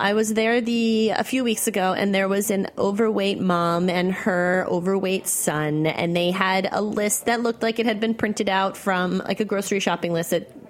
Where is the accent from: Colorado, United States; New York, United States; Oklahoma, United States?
New York, United States; I'm a New Yorker.